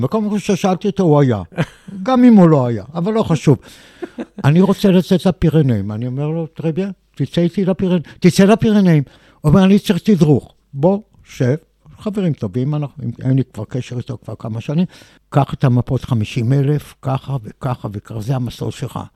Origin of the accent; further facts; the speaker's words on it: Israel; אני בא מישראל